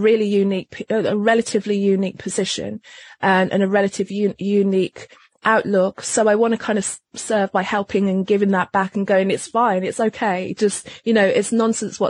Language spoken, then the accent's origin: English; Wolverhampton, West Midlands, United Kingdom; moved away; also born or lived in London; I was born in London, but I actually grew up in a very small town outside of London called Wolverhampton